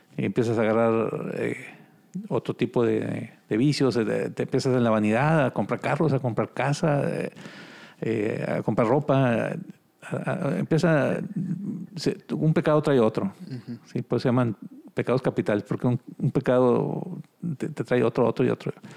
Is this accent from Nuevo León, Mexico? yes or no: yes; Cadereyta Jiménez, Nuevo León, Mexico; also born or lived in Monterrey / Ciudad Juárez, Chihuahua; Nosotros somos de Cadreita, Nuevo León. Está aquí una hora de aquí en Monterrey.